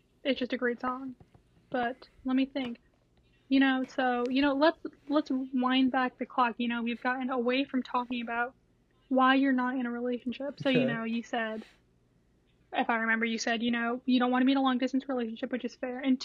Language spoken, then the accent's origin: English; Rhode Island, United States; I'm from Rhode Island